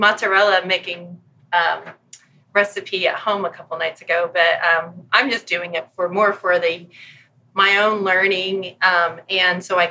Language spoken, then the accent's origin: English; Hagerstown, Indiana, United States; moved away; I'm from Hagerstown, Indiana, which is population 2,000, very rural eastern part of the state